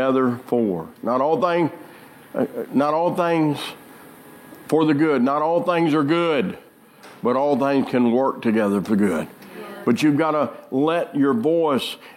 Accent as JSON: {"language": "English", "region": "Arkansas", "country": "United States", "said": "I'm from Arkansas"}